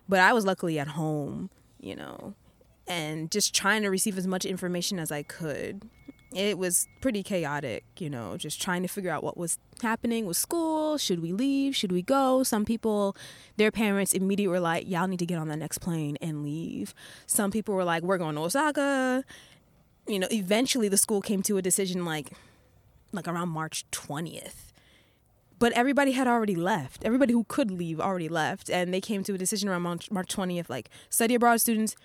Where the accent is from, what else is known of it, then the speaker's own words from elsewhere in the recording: Rockland County, New York, United States; moved away as an adult; now in Japan; I'm originally from Rockland County, New York